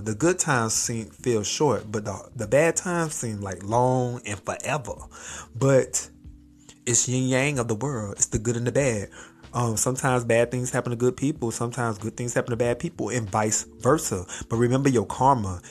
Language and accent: English; Miami, Florida, United States; also born or lived in Hawaii; I'm from Miami